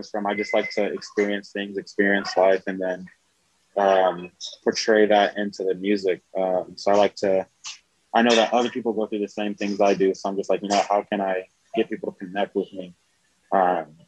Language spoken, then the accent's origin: English; South Carolina, United States; now in Albuquerque, United States; I'm from South Carolina. So I grew up in the church, grew up playing the drums